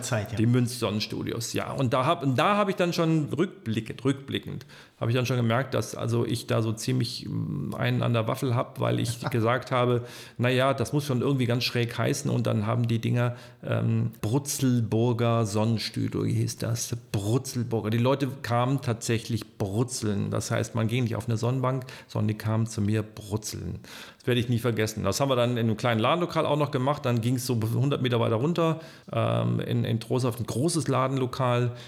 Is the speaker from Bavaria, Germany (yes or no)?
no; Troisdorf, North Rhine-Westphalia, Germany; also born or lived in Ulm; Ich bin zwar in Ulm an der Donau geboren, bin aber in Trostorf aufgewachsen seit 1966